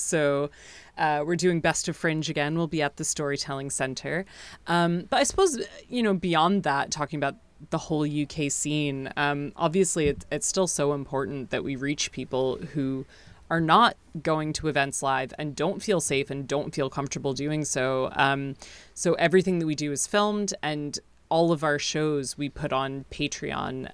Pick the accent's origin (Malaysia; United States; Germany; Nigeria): United States; now in United Kingdom; I'm from the States originally, and I haven't been home in, in almost three years